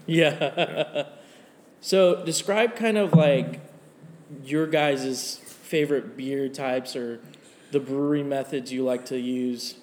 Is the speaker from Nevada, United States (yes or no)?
yes; Nevada, United States; now in Tulsa, United States; I'm originally from Nevada